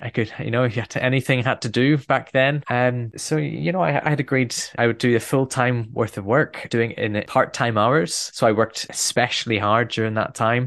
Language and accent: English; Belfast, Northern Ireland, United Kingdom; I'm a Northern Irish boy, and I grew up in Belfast during quite a difficult period.